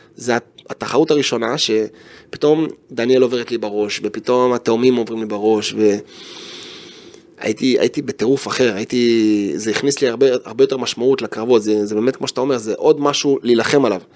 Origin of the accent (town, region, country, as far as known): Israel